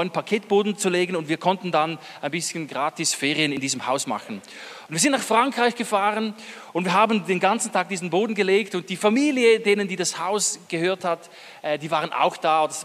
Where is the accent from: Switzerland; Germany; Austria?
Switzerland; Eastern Switzerland; wir kommen aus derselben Ecke, aus der Ostschweiz. Also wenn wir beide Hochdeutsch sprechen, hört man es nicht, aber sonst würde man es hören.